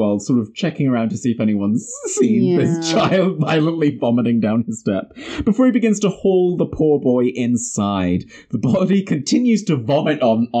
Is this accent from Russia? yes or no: no; New Zealand; It's because we're from New Zealand.